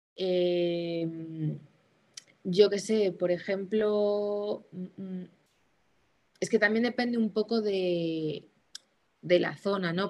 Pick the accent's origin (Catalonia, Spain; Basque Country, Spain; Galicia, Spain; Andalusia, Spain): Galicia, Spain; Vigo; yo soy de Vigo